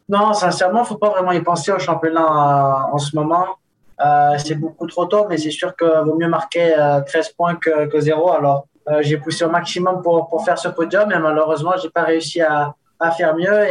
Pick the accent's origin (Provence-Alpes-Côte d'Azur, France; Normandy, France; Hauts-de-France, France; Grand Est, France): Provence-Alpes-Côte d'Azur, France; Nice; also born or lived in Spain; now in Andorra; Nice, c'est, c'est une très belle ville. C'est la, la ville où, où j'ai grandi quand, quand j'étais petit